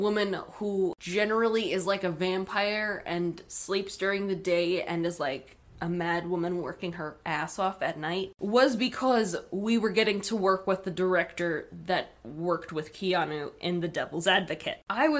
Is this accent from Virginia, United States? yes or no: yes; Virginia Beach, Virginia, United States; also born or lived in New York; my family and I moved down to Virginia from New York in 1996. I was about 2 years old